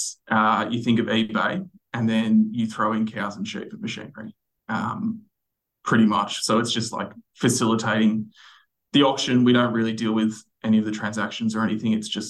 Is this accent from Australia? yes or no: yes; Sydney, New South Wales, Australia; born and bred Sydney boy.